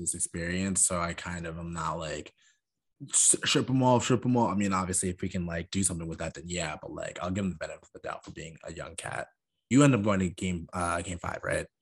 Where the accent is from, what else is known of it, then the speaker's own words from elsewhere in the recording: Huntington, New York, United States; I'm from Huntington